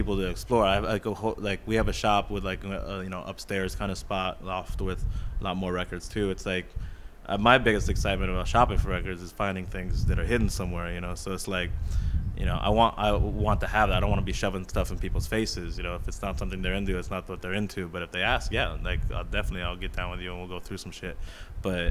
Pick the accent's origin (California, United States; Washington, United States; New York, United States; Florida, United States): California, United States; Huntington Beach; also born or lived in Los Angeles; born in Long Beach, grew up in Huntington, lived all around